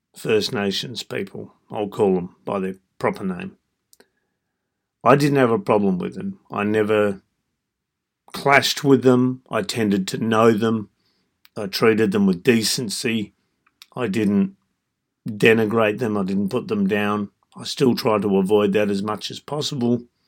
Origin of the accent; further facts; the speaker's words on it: Australia; I was born and raised in Australia